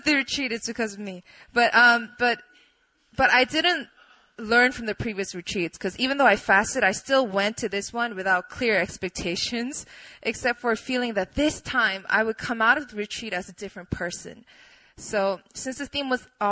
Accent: Poland; moved away; I grew up in Poland

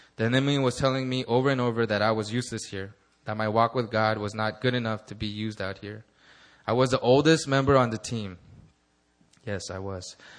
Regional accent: Los Angeles, California, United States; my hometown of Los Angeles

